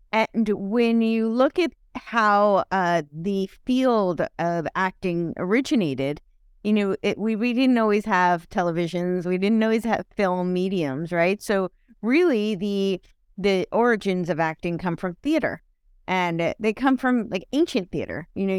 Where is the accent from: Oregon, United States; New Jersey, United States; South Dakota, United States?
New Jersey, United States; Englewood Cliffs; Oh, I grew up in Englewood Cliffs.